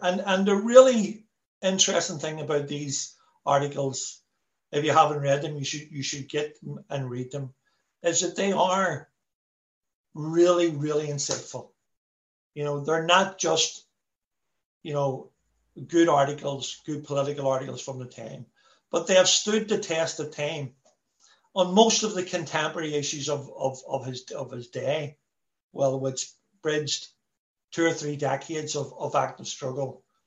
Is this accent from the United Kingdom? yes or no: yes; Belfast, Northern Ireland, United Kingdom; I'm from a working class Irish Catholic background. I'm from the Falls Road, born Catholic